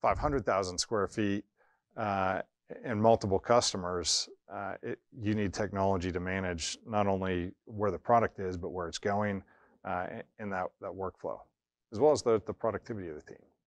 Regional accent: Erie, Pennsylvania, United States; moved away as an adult; also born or lived in Syracuse / Chicago / Oklahoma City / North Jersey; we were looking to get back to my hometown, which is Erie, Pennsylvania.

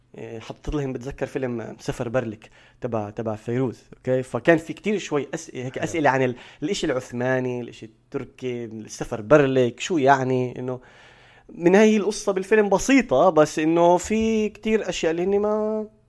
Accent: Palestine

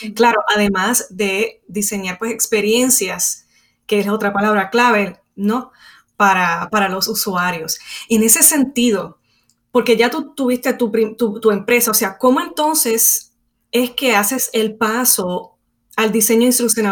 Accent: Puerto Rico; soy de Puerto Rico

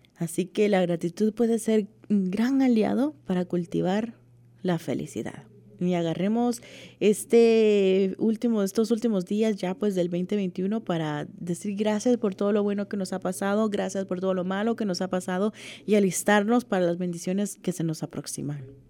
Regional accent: El Salvador; Como decimos en mi país, El Salvador

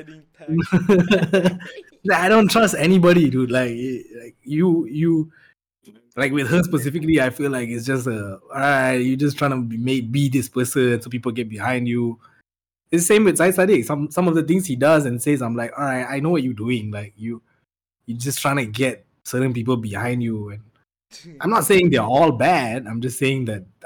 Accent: Malaysia; We're all Malaysian.

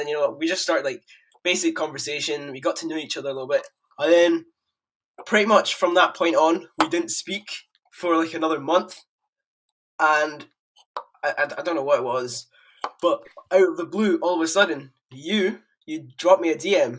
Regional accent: Edinburgh, Scotland, United Kingdom; I'm 15 years old, I come from Edinburgh, Scotland

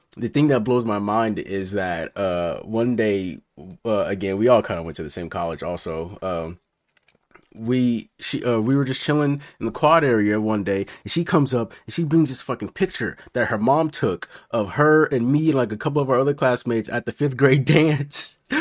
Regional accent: Memphis, Tennessee, United States; now in Bay Area, United States; I was born in Memphis, Tennessee

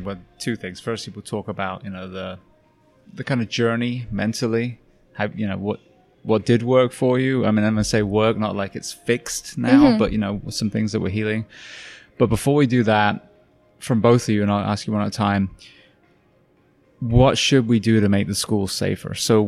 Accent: United Kingdom; I'm British. I grew up on a farm.

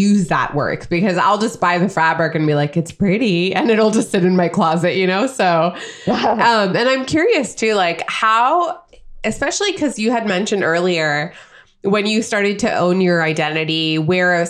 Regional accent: India; moved away; the women that I grew up with in India

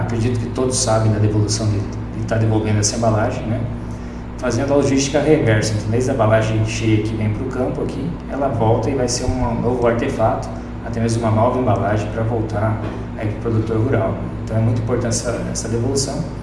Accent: Erechim, Rio Grande do Sul, Brazil; also born or lived in Florianópolis; now in Lucas do Rio Verde, Brazil; eu sou gaúcho de Erechim e vim de Florianópolis

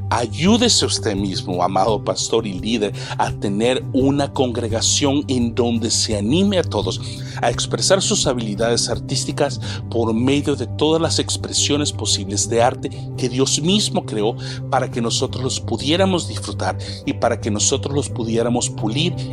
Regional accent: El Salvador; now in Canada; no solamente en El Salvador, mi tierra natal, Sudamérica, México, Estados Unidos y Canadá, en donde resido con mi esposa e hijos actualmente.

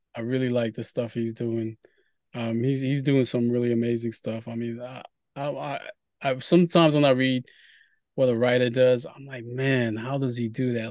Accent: Brooklyn, New York, United States; also born or lived in Haiti / Queens / Harlem; now in Bronx, United States; I grew up in Brooklyn

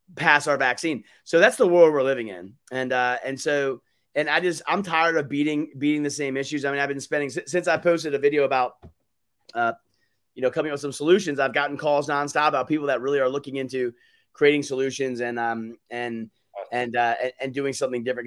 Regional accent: United States; as an American that loves my country as a veteran

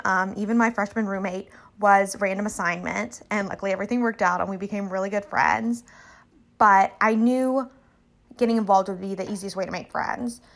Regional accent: Little Rock, Arkansas, United States; moved away; I am originally from Little Rock, Arkansas

